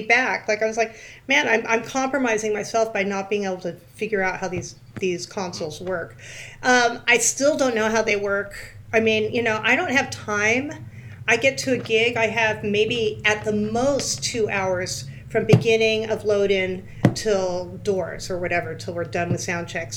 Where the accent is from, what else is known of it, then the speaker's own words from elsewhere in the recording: California, United States; also born or lived in New York; now in Valley Cottage, New York, United States; I grew up in California